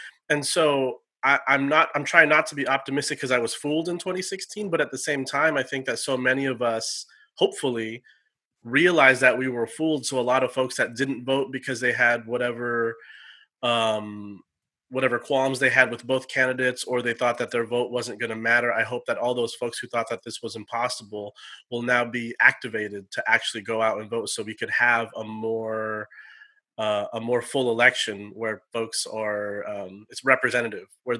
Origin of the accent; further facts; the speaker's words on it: San Jose, California, United States; also born or lived in Orange County, California / Campbell, California; born and raised in San Jose, California